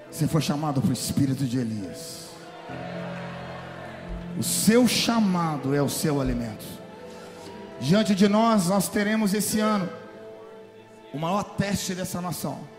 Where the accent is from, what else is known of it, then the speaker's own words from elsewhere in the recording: Florida, United States; nós que somos da Flórida quando passa eu quero dizer que nós estamos exatamente no olho do furacão